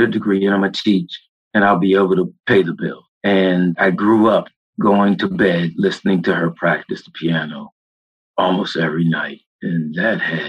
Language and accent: English; Washington, District of Columbia, United States; Born and raised Washington, D.C.